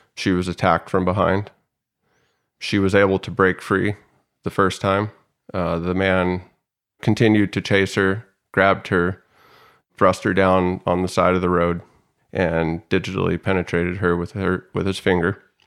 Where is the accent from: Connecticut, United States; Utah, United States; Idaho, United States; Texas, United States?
Idaho, United States; Salmon; now in San Diego, United States; I was born and raised in Salmon, Idaho, a very small town in Idaho